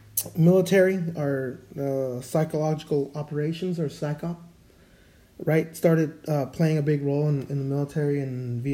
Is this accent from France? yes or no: no; Mexico; I know I came from Mexico and we have some really crazy stuff that we believe in down there, right?